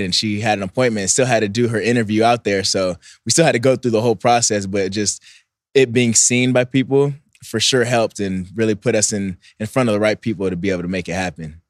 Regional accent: Bay Area, California, United States; also born or lived in Philippines; I went to school in the Bay Area. All my family's from the Bay Area, so it's kinda like a, I grew up there half the time

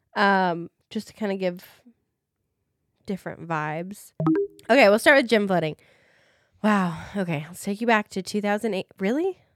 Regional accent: Des Moines, Iowa, United States; I am from Des Moines, Iowa

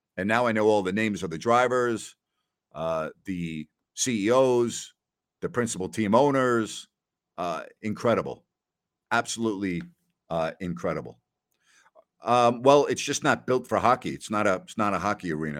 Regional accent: New York, United States; moved away; also born or lived in Bowling Green; I grew up in New York, diehard Rangers fan, been watching hockey all my life.

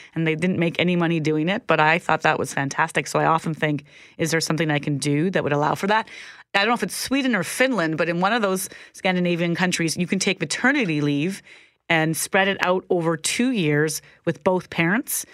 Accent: Minnedosa, Manitoba, Canada; also born or lived in Zimbabwe; growing up in Minnedosa in the seventies and eighties

